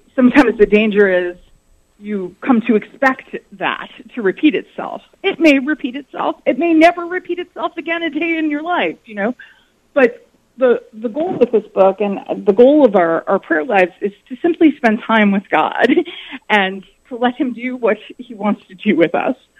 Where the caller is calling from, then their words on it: New York City, New York, United States; I'm calling from New York City